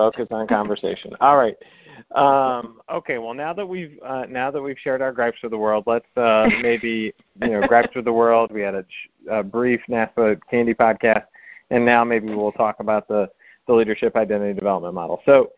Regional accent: the South, United States; also born or lived in Washington, D.C.; now in South Carolina, United States; being a Southerner

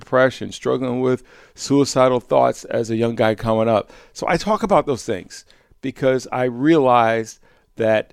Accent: Croton-on-the-Hudson, New York, United States; I was living back in my hometown of Croton-on-the-Hudson, New York

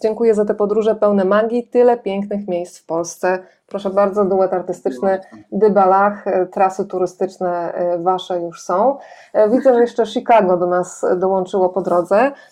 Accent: Lower Silesian Voivodeship, Poland; sama Miedzianka jest kilkanaście kilometrów od mojego rodzinnego miasta

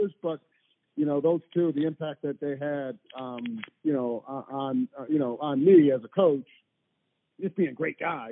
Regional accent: near Hobart and Cornell, New York, United States; I grew up like an hour or so south of Hobart. I grew up probably 35, 40 minutes from Cornell

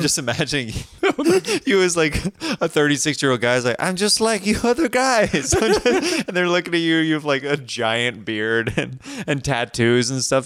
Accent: Kansas, United States; I'm from Kansas

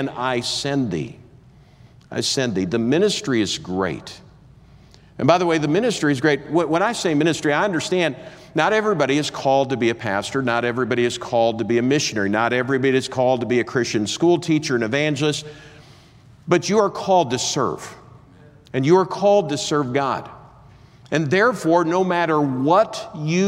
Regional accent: Minnesota, United States; I grew up in Minnesota

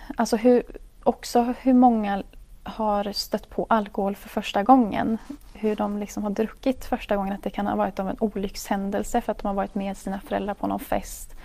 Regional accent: Hultsfred, Kalmar County, Sweden; also born or lived in Umeå / Mantorp; i Hultsfred är jag uppväxt

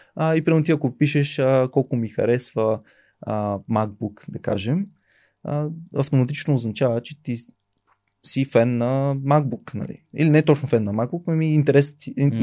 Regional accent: Burgas, Burgas Province, Bulgaria; Аз съм от Бургас

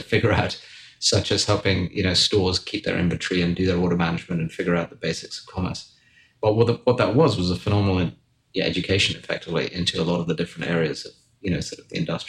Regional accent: Wiltshire, South West England, United Kingdom; moved away as an adult; also born or lived in London; now in United States; So I grew up in England in a place called Wiltshire, which was dark and dingy and rainy.

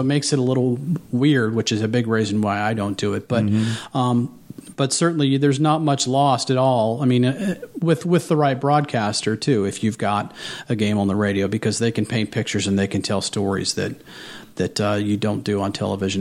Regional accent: Southwest Ohio, United States; I grew up in Southwest Ohio.

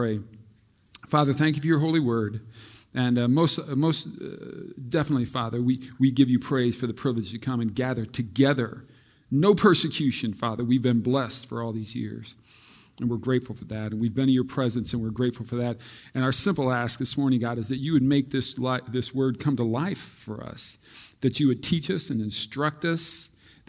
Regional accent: Des Moines, Iowa, United States; I grew up in Des Moines.

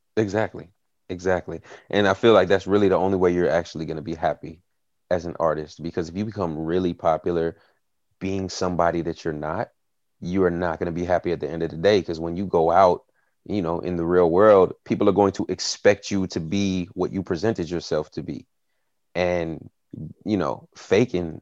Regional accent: Tennessee, United States; I grew up in a small town in Tennessee, uh, in the Bible Belt

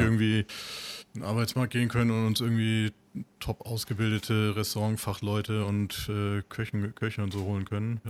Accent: Bremerhaven, Bremen, Germany; sind zusammen aufgewachsen in Bremerhaven

